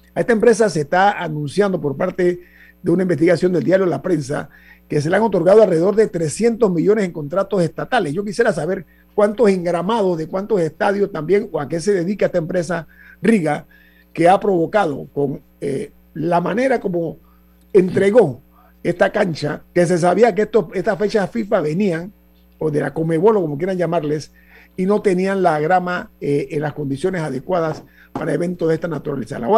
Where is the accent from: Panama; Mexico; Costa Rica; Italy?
Panama; como panameño